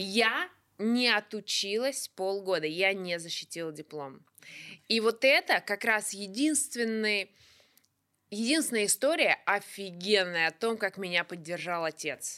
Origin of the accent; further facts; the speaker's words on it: Kuzbass, Kemerovo Oblast, Russia; Я из Кузбасса